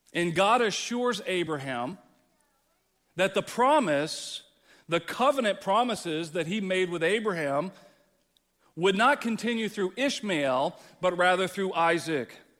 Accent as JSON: {"language": "English", "region": "Texas", "country": "United States", "tie": "born or raised there", "moved": "yes", "lives_now": "East Moline, United States", "said": "growing up, growing up in Texas"}